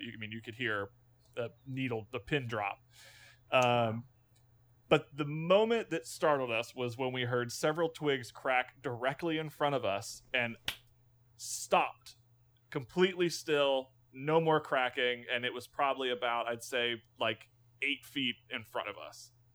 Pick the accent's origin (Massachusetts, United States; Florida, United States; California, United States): Florida, United States; Florida Panhandle, United States; also born or lived in Orlando, Florida / Winter Park, Florida / West Virginia; I grew up in the Panhandle, uh, spent most of my life in the Panhandle of Florida